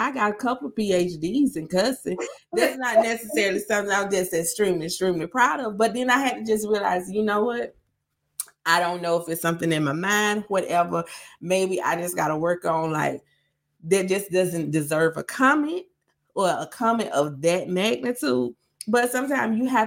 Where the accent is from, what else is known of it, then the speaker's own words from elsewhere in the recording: Greenwood, South Carolina, United States; accent: Greenwood; now in Nashville, United States; I am from Greenwood, South Carolina. We are very, very country. So guess what? I have my professional voice. I have my semi-professional voice. And then I got all the way Greenwood